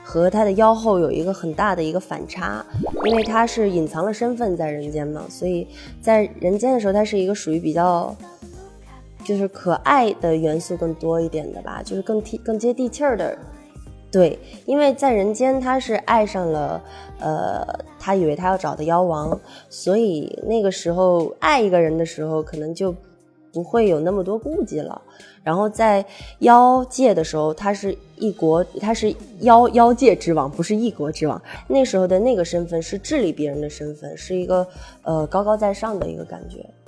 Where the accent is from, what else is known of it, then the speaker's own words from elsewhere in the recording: Jinan, Shandong, China; 我是济南的